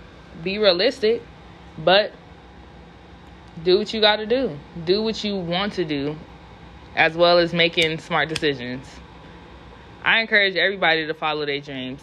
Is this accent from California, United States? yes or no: yes; California, United States; I'm from California